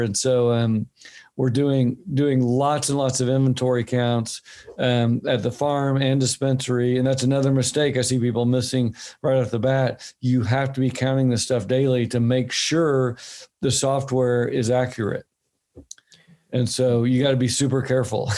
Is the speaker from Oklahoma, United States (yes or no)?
yes; Oklahoma, United States; now in Bend, United States; my home state i live in oregon now my home state was oklahoma